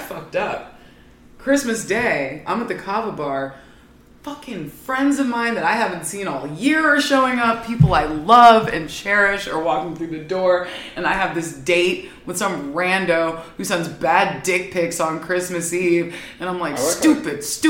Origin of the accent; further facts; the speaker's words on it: Ohio, United States; I'm from Ohio